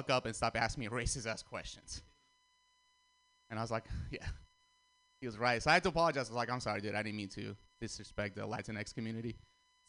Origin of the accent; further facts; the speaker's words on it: Russia; also born or lived in Armenia; now in San Francisco, United States; I was born in Armenia, grew up in Russia, and then I moved to San Francisco